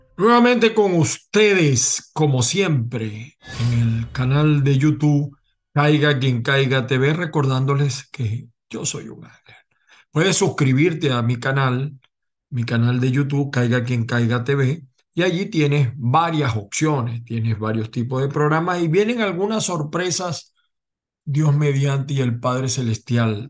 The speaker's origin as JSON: {"language": "Spanish", "country": "Venezuela", "said": "los venezolanos más porque hemos vivido a Chávez y a Maduro"}